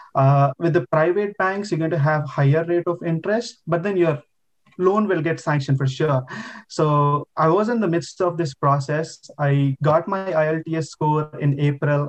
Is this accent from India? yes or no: yes; India; moved away as an adult; now in Quebec, Canada; I've done my bachelor's degree in my home country, India